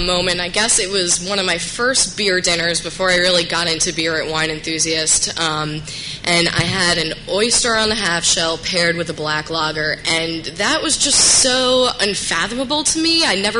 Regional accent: Westchester, New York, United States; I'm from Westchester, outside of the city in New York.

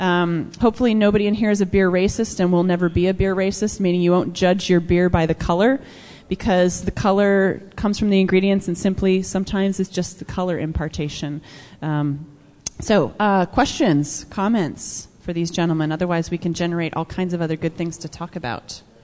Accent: Minnesota, United States; moved away; I grew up in Minnesota, right next to Wisconsin

